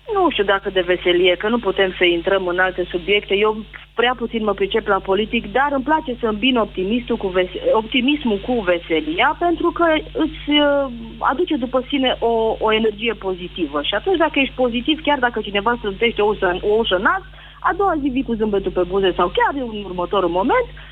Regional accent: Timișoara, Timiș County, Romania; De la Timișoara

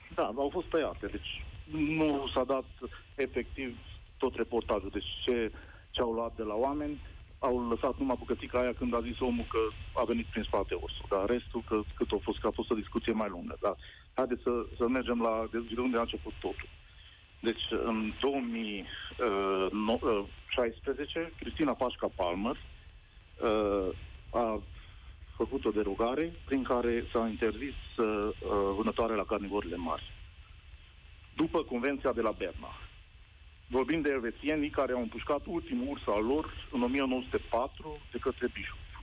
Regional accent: Covasna County, Romania; sunt de la Covasna

